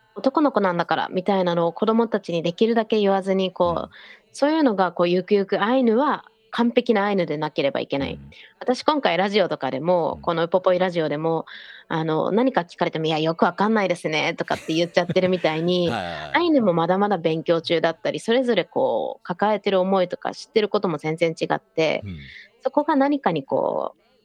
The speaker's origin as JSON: {"language": "Japanese", "town": "Biratori", "region": "Hokkaido", "country": "Japan", "tie": "born or raised there", "said": "私の地元二豚にっていうんですけど"}